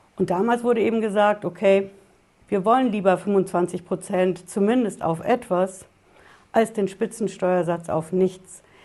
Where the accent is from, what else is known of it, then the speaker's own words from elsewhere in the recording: Germany; bei uns in Deutschland